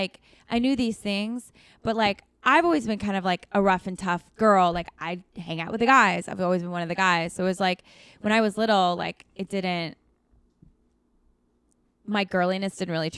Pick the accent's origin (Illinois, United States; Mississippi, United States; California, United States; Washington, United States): Washington, United States; Seattle; I grew up, so I was an Army brat. So I grew up all around, but mm-hmm. mostly in Seattle, Washington.